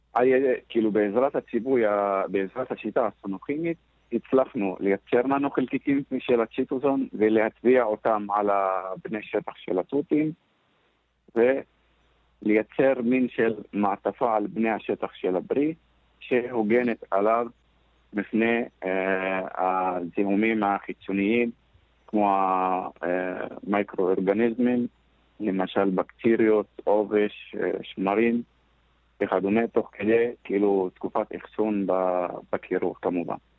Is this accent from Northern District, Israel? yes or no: yes; Northern District, Israel; אני מגיע מאזור ש... 80% מהפרנסה בצפון אצלנו, בכפרים, מגיעה מהחקלאות